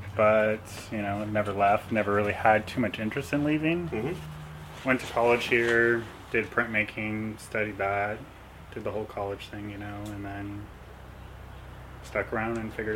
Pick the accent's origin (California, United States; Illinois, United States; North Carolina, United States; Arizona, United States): California, United States; Fresno; So it begins in 1992 when I was born in Fresno.